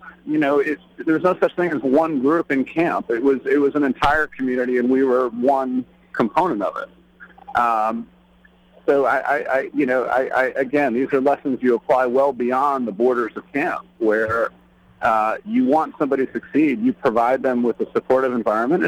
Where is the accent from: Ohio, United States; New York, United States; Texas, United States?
New York, United States; Chappaqua; we were growing up in Chappaqua, New York